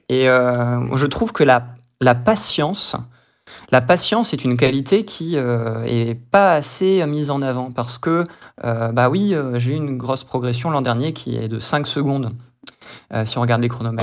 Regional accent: Brest, Brittany, France; moved away as an adult; also born or lived in Toulouse / United States; je suis brestois, je suis né à Brest et je suis de Brest même

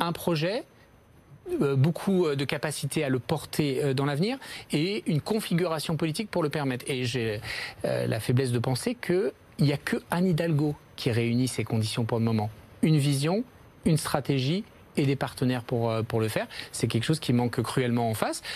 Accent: Paris, Île-de-France, France; je suis un Parisien comme vous, un, un, élu de, de Paris

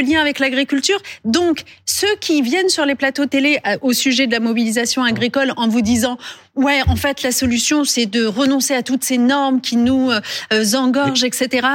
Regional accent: France; chez nous, en France

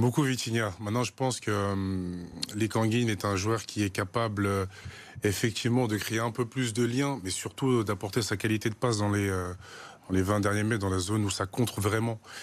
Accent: Paris suburbs, Île-de-France, France; je suis parisien, je suis ici de la, banlieue parisienne

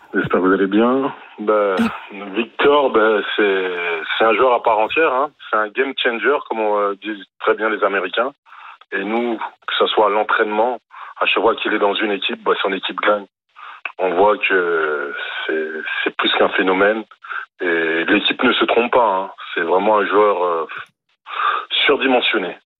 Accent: France; je suis français

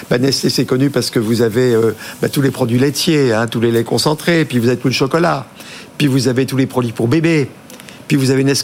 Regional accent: Brittany, France; on est breton, tout le monde le sait, on va parler de oui, on se de Bretagne, Pays Bigoudin, sud du Finistère.

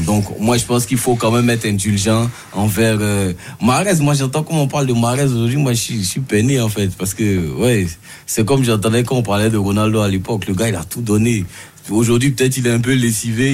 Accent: Côte d’Ivoire; moi qui suis ivoirien

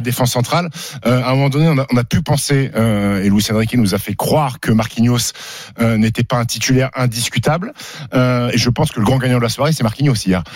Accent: Annecy, Auvergne-Rhône-Alpes, France; j'ai grandi à Annecy

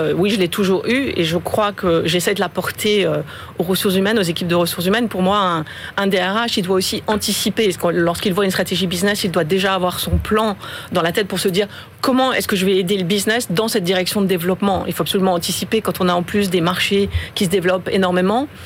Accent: France; moved away as an adult; also born or lived in China; Je suis française, mais je suis récente

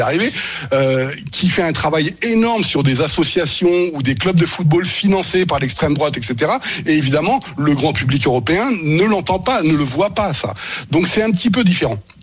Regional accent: France; also born or lived in Germany; lorsque j'étais en Allemagne, j'ai été victime de discrimination en tant que Français

